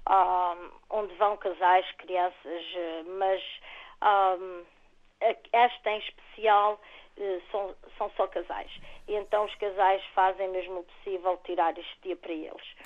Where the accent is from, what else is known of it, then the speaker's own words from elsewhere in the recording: São Miguel, Calheta area, Azores, Portugal; Eu, sou natural de São Miguel.